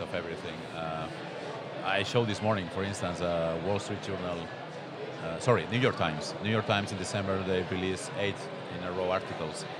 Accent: Barcelona, Catalonia, Spain; I am a guy from Barcelona here in Utrecht

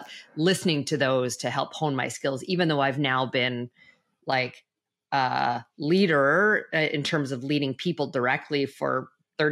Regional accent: Western Canada, Canada; moved away as an adult; also born or lived in Toronto, Ontario; I'm originally from Canada

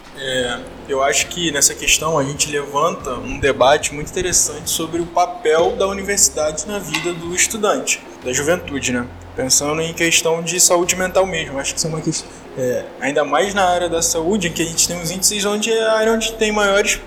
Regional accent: Rio de Janeiro, Brazil; eu estudei em um colégio público aqui do Rio de Janeiro, eu sou eu vim do CIEP

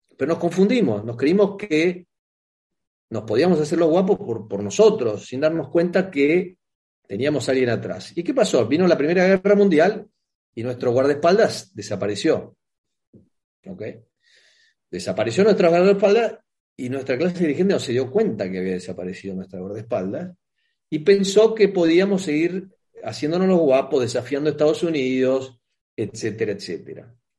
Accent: Argentina; nuestro país

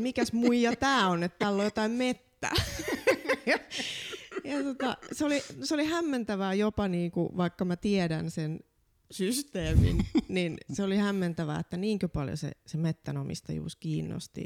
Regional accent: Laihia, Ostrobothnia, Finland; Mä oon vahvasti maalta, kotoisin Pohjanmaalta

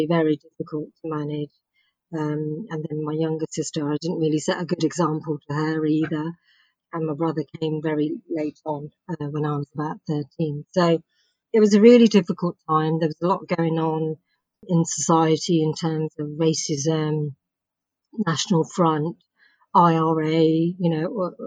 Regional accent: Bedford, East of England, United Kingdom; I was born in Bedford, in Bedfordshire

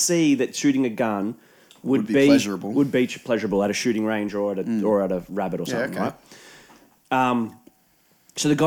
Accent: Australia; we're looking at that from Australians' point of view

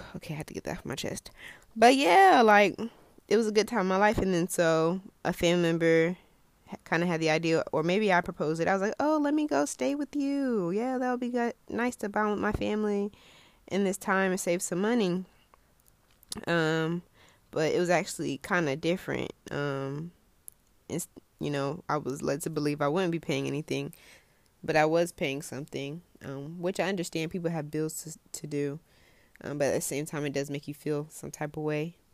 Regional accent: United States; I'm American

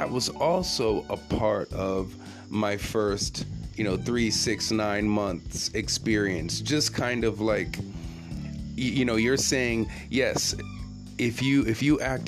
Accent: Jamaica; now in Japan; I'm the Jamaican cat who loves reggae

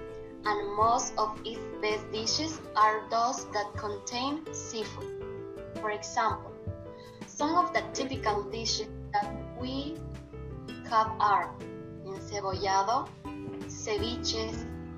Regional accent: Esmeraldas, Ecuador; I'm from Esmeraldas

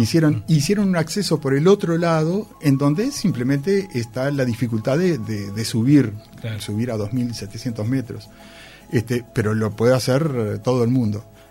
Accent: Uruguay; soy de Uruguay

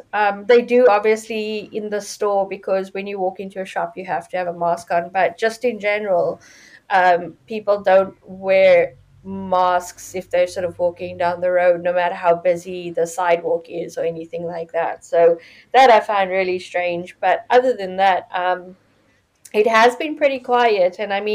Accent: Johannesburg, Gauteng, South Africa; moved away as an adult; also born or lived in Cape Town; now in United Kingdom; Well, I am South African. I was born and grew up in Johannesburg.

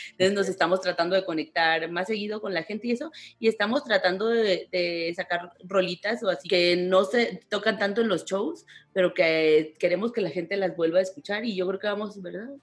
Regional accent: Tijuana, Baja California, Mexico; moved away as an adult; also born or lived in Ensenada; now in Mexico City, Mexico; yo soy de Tijuana también, pero yo tenía ya 12 años en Ensenada

